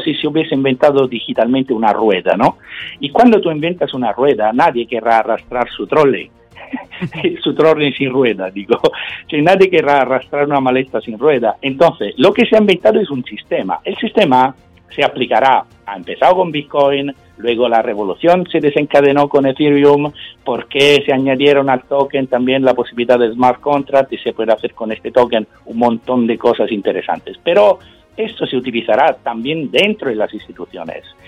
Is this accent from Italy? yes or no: yes; Sicily, Italy; Spanish is a second language; yo, que vengo de Sicilia